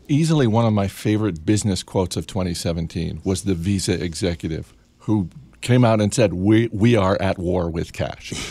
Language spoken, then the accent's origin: English; Maine, United States; moved away; my home state of Maine